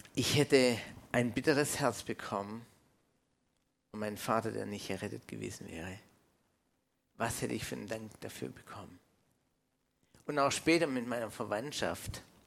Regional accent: Canada; now in Germany; ich bin aus Kanada, ich bin ursprünglich äh, Kanadier, äh, in Kanada geboren

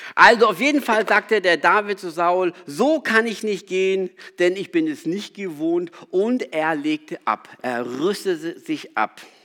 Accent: South Africa; moved away; Ich bin in Südafrika aufgewachsen

